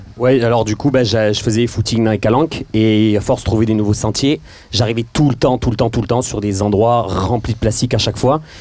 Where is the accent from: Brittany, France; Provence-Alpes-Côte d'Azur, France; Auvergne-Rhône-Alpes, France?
Provence-Alpes-Côte d'Azur, France; Marseille; on est Marseillais